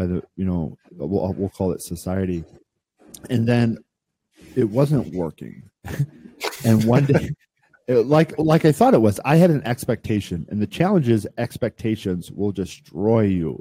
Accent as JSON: {"language": "English", "region": "Midwest", "country": "United States", "tie": "born or raised there", "said": "I grew up in the Midwest, right? And I was a farm kid"}